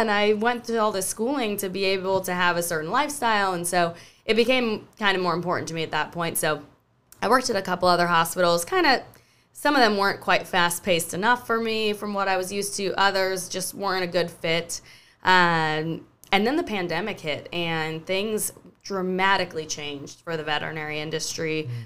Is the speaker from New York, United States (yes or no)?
no; Maui, Hawaii, United States; moved away as an adult; also born or lived in San Luis Obispo, California; now in Charleston, United States; I grew up in Hawaii